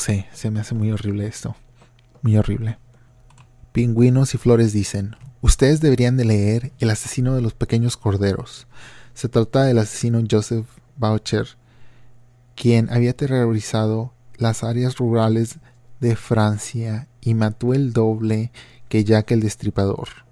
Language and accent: Spanish; Matamoros region, Tamaulipas, Mexico; mi región de donde yo soy natal